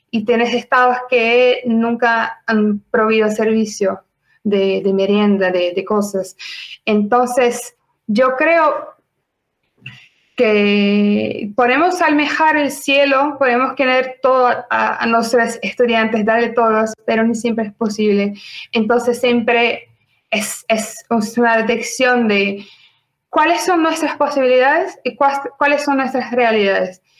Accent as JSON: {"language": "Spanish", "country": "Brazil", "second_language": "Spanish", "said": "soy brasileña"}